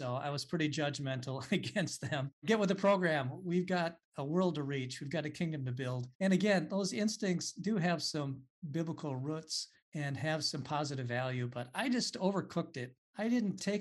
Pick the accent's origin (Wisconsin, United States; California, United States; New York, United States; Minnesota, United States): Minnesota, United States; Marshall; I stayed in my hometown and went to college. It was cheap living at home, John. That was Southwest Minnesota State University